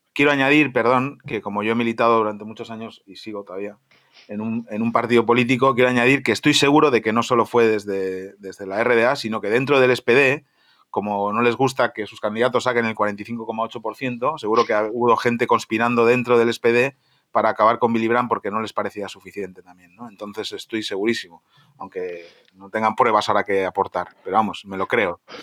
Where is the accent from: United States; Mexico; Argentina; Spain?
Spain; como español que soy